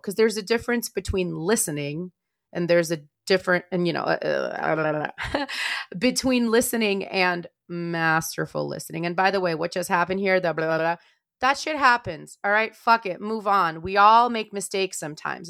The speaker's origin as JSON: {"language": "English", "country": "Moldova", "also_born_or_lived": "Maryland, United States", "moved": "yes", "said": "I am not from Russia. I am from Moldova"}